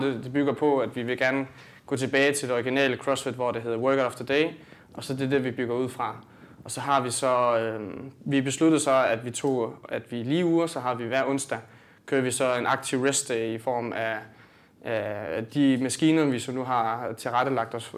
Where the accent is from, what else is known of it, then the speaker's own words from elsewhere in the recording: Sønderborg, Southern Denmark, Denmark; jeg kommer ned fra Sønderborg